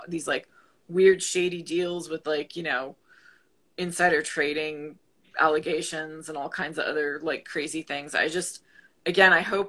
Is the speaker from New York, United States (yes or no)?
yes; Buffalo, New York, United States; I'm originally from Buffalo